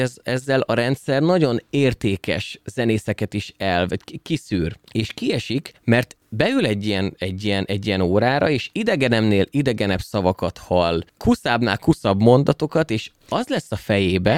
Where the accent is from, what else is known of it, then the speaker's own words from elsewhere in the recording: Szolnok, Jász-Nagykun-Szolnok, Hungary; Csak én vagyok szolnoki.